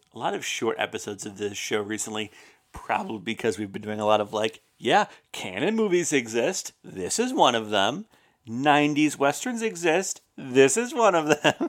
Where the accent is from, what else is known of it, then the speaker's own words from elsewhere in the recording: Roanoke, Virginia, United States; That's my hometown newspaper